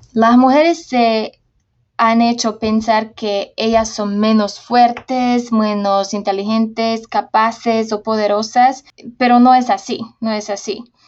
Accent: Slovakia; Spanish is a second language; moved away as an adult; also born or lived in Honduras / Uruguay; yo me nací en Eslovaquia

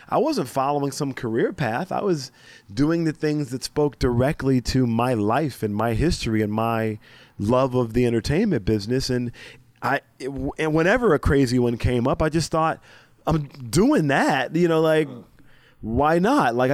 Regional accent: Mobile, Alabama, United States; also born or lived in Greenville, South Carolina / Tallahassee, Florida / Orangeburg, South Carolina; not from a wealthy Hollywood family. I'm not from the West Coast. I'm not from New York or Chicago. Uh-huh. I'm from Mobile, Alabama.

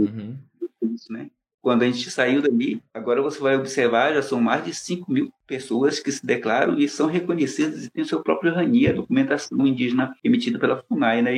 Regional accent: Amazonas, Brazil; moved away as an adult; also born or lived in São Paulo; Eu nasci no Amazonas, sou amazonense

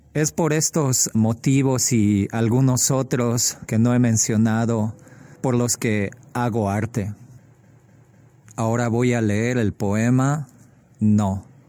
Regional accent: Bolivia; now in Chicago, United States; soy boliviano y vivo en Chicago

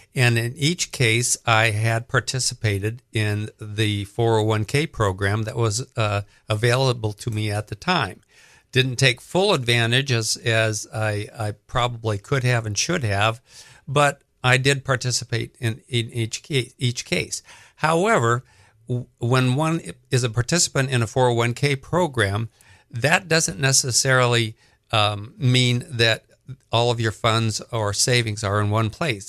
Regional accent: Colorado, United States; also born or lived in Southern California; now in Greenville, United States; We grew up in Colorado.

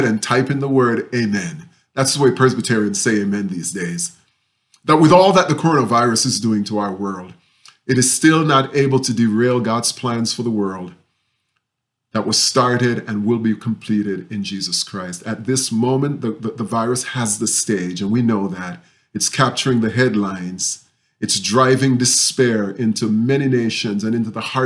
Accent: Jamaica; moved away; when I was growing up in Jamaica.

